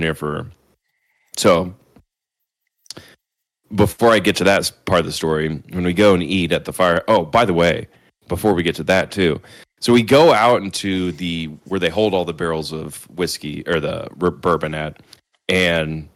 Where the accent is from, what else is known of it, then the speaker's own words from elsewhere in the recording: Kansas City, Missouri, United States; we're from Kansas City